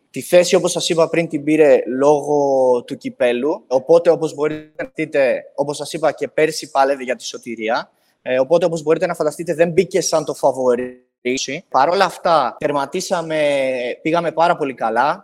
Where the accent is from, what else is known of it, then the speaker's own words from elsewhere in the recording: Katerini, Central Macedonia, Greece; είμαι από την Κατερίνη